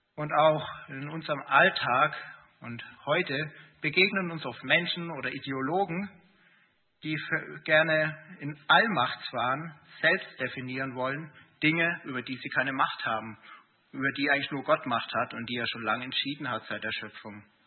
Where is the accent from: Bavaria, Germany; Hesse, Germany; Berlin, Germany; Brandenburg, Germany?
Bavaria, Germany; Erding; moved away as an adult; also born or lived in Gießen; Ich bin in Erding aufgewachsen, äh, habe dann in Gießen studiert